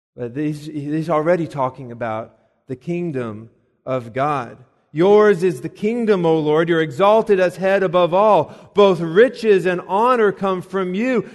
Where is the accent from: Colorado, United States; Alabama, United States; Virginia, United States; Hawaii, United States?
Colorado, United States; Colorado Springs; now in Lexington, United States; I'm from Colorado. And, uh, out there, of course, there's the, the mountains. And we used to, to go, and actually, the city that I'm from is Colorado Springs.